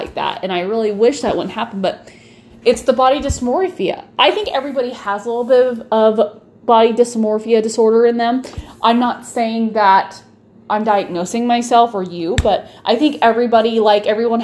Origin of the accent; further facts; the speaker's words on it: Nebraska, United States; I'm from Nebraska. We love our beef.